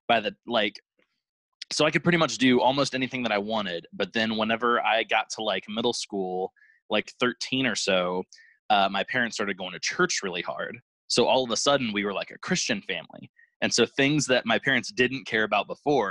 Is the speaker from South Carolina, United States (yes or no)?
no; Virginia Beach, Virginia, United States; also born or lived in Norfolk, Virginia; now in Indiana, United States; I live in Indiana now, but I grew up on the East Coast in like Virginia Beach and Norfolk